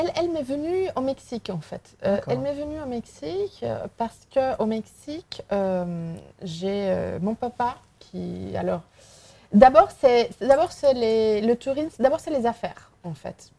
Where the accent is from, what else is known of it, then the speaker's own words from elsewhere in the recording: Vigo, Galicia, Spain; French is a second language; moved away as an adult; also born or lived in Mexico; now in Lyon, France; je suis espagnole, je suis galicienne